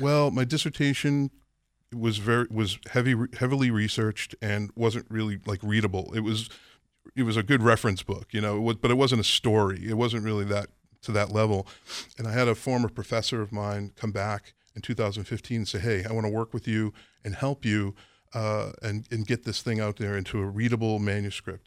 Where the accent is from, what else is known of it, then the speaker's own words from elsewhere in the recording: Somerville, Massachusetts, United States; now in New Hampshire, United States; I'm a local guy. I grew up in Somerville